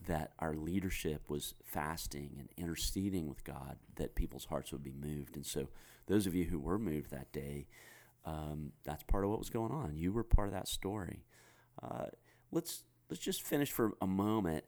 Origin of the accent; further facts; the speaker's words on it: United States; as an American guy